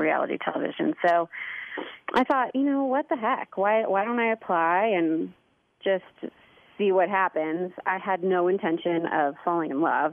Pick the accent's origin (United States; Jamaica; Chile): United States; St. Louis, Missouri; moved away as an adult; also born or lived in Indianapolis, Indiana / Miami, Florida / Los Angeles, California; my family um, moved to St. Louis when I was four. Um, and then I grew up in St. Louis, in Chesterfield, Missouri